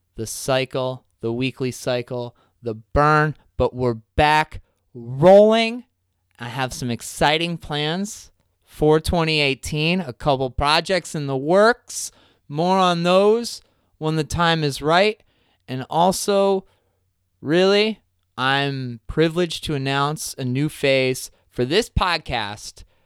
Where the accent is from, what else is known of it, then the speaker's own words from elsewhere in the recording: New Jersey, United States; moved away; my hometown in New Jersey